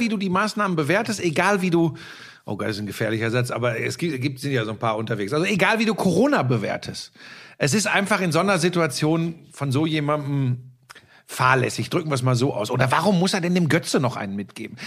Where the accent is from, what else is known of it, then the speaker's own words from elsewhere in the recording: Ruhr area, North Rhine-Westphalia, Germany; now in Munich, Germany; ich komme aus dem Ruhrgebiet